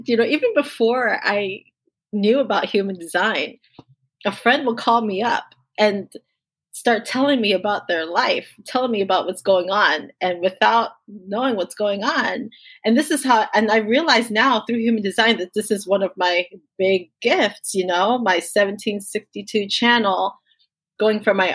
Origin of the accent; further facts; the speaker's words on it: Miami, Florida, United States; I was born in Miami, Florida. My parents are both immigrants from Jamaica, so they moved here as adults. And so I'm first generation American living in Miami, which is, let's face it, it's not America. It's not like the rest of the United States, right? It's almost like its own little island. So lots of island people. there. That's where I grew up